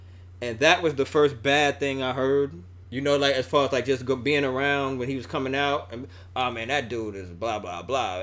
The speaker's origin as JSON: {"language": "English", "region": "New York", "country": "United States", "said": "I'm from New York"}